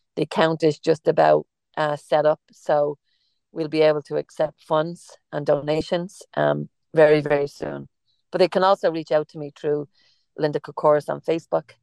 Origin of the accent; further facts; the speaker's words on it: Ireland; accent: Irish; moved away; I'm Irish, and we have an Irish cafe